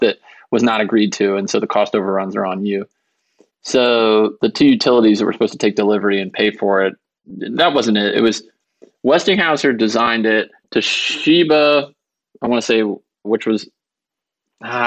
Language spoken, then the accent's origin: English; Georgia, United States; I am from Georgia and my parents are bankruptcy lawyers there